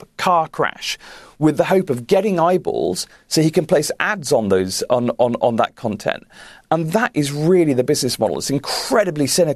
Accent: United Kingdom; clearly I'm British

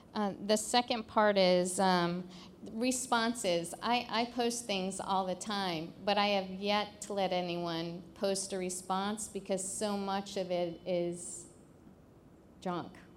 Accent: Tampa, Florida, United States; I'm from Tampa, Florida

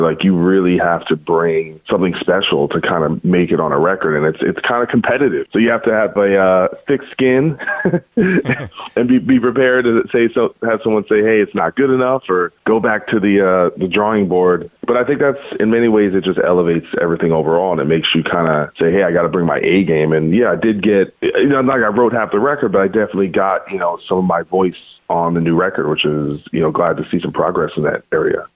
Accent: New Jersey, United States; I'm from New Jersey

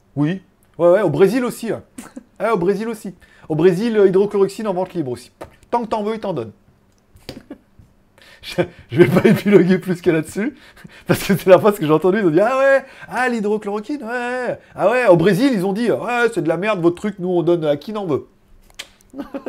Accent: France; now in China; je viens de France

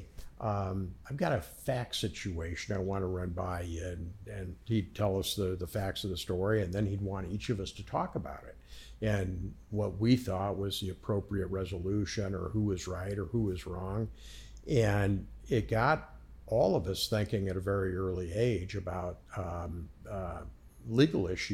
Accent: Omaha, Nebraska, United States; Born and raised in Omaha, Nebraska.

